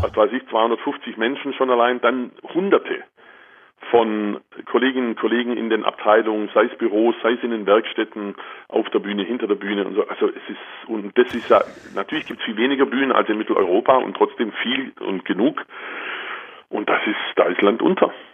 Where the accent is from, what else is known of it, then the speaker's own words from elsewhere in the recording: Germany; bei uns in Deutschland